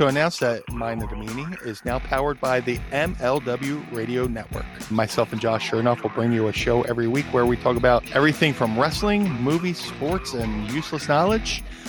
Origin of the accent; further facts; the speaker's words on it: New York, United States; I'm from New York.